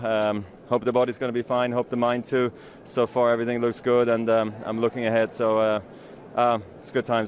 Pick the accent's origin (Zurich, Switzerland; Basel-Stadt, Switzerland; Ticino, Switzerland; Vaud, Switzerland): Basel-Stadt, Switzerland; Basel; what a moment for me to win my 10th here in my hometown of Basel.